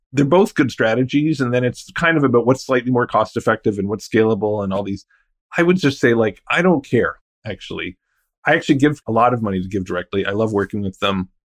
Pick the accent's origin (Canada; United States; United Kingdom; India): Canada; outside Ottawa, Ontario; I'm from outside Ottawa